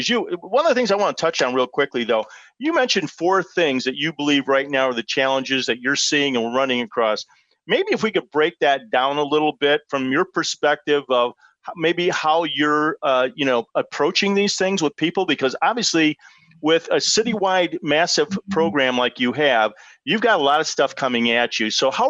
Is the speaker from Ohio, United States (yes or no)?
yes; Ohio, United States; now in Chicago, United States; Ohio, which happens to be my home state. I'm a Buckeye. And although I didn't go to the Ohio State, but I'm a Buckeye. On the northern side of the state, by the way, up from about 75 there